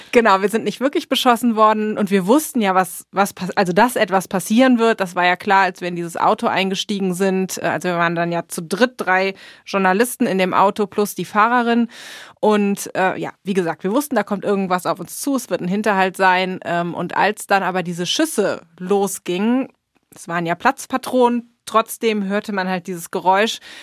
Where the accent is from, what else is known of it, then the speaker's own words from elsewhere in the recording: Germany; now in United States; für uns als Deutsche